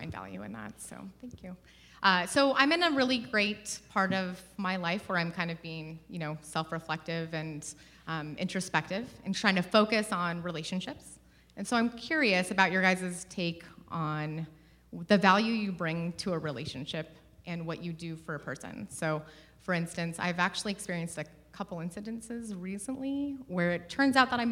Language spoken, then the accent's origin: English; Coeur d'Alene, Idaho, United States; I'm from Coeur d'Alene, Idaho